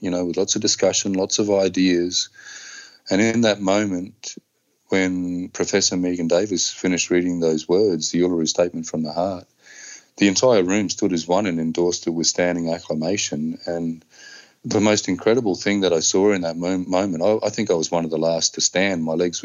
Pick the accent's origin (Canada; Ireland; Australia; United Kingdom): Australia; Darwin, Northern Territory; I grew up here on Larrakia country